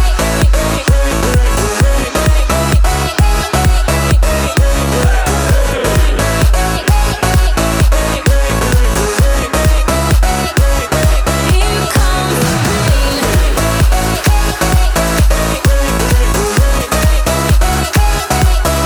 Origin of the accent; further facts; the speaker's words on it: Austria; I'm from Austria and I'm 16 years old, producer